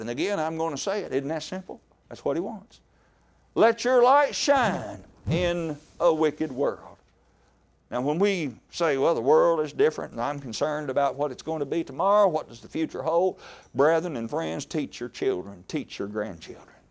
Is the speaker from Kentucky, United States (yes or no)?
yes; Horse Cave, Kentucky, United States; I am from Horse Cave, Kentucky